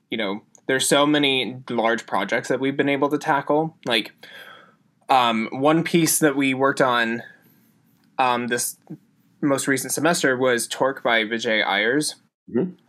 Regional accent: Utah, United States; Emily's from Connecticut, Steven's from Florida, I'm from Utah, and so all of us coming from basically the same distance away

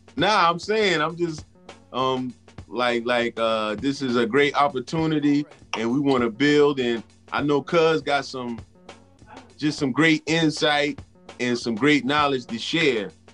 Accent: New York City, New York, United States; we're from the Bronx

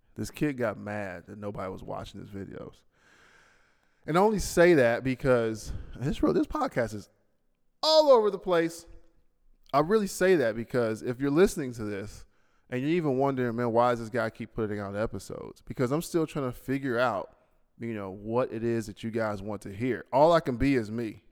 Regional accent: United States; now in Bahrain; I'm an American

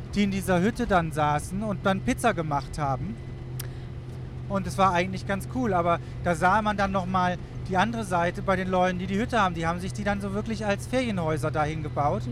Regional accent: Wuppertal, North Rhine-Westphalia, Germany; born or raised there

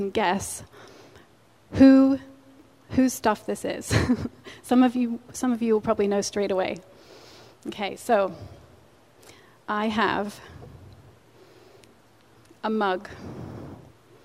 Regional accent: Pennsylvania, United States; moved away; also born or lived in England; I'm originally from Pennsylvania

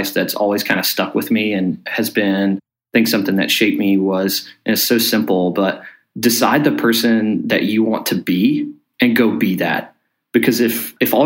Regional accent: Flea Hop, Alabama, United States; now in Richmond, United States; I am from a small little cross-section of two roads in Elmore County called Flea Hop, Alabama

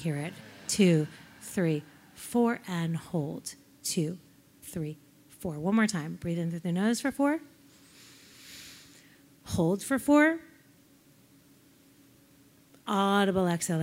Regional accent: New York, United States; I'm from New York

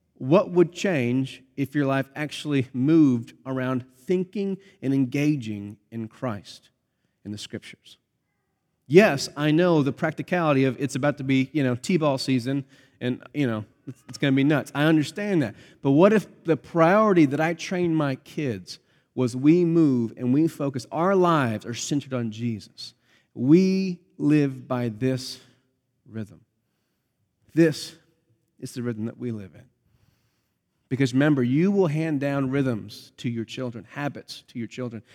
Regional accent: Pennsylvania, United States; moved away; grew up in Pennsylvania where I grew up

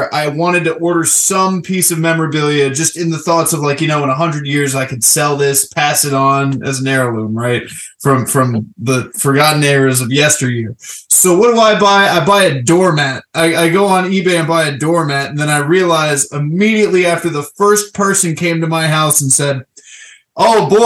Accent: Florida, United States; I'm originally from Florida

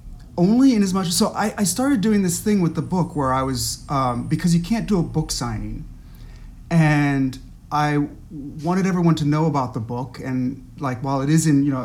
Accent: Netherlands; I have. Yeah. I was partly raised in the Netherlands, where biking is just this kind of like

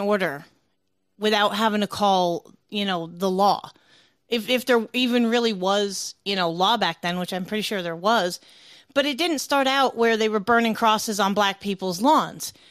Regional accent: the North, Northern United States, United States; I'm from the North.

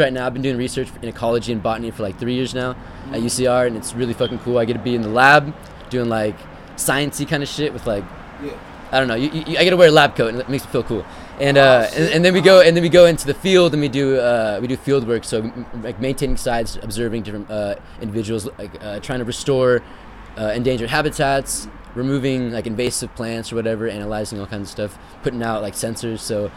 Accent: Livermore, California, United States; moved away as an adult; also born or lived in Redondo Beach, California; now in Riverside, United States; My hometown, Livermore. I'm from the East Bay, so like I live like 30 to 40 minutes from San Francisco

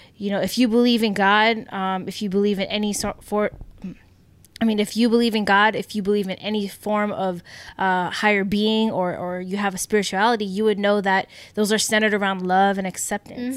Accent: United States; we grew up in America

